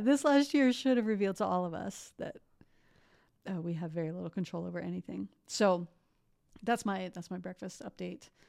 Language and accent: English; Columbus, Ohio, United States; I grew up in Columbus, Ohio